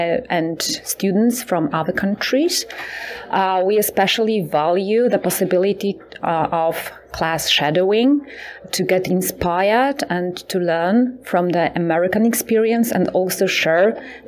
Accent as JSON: {"language": "English", "country": "Poland", "said": "I come from Poland. I'm an IB economics and business management teacher at the 8th private academic high school in Krakow."}